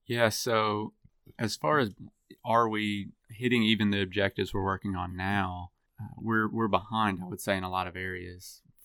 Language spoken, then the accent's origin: English; Dickson, Tennessee, United States; also born or lived in Lexington, Tennessee; I grew up in Middle Tennessee and Dixon, Tennessee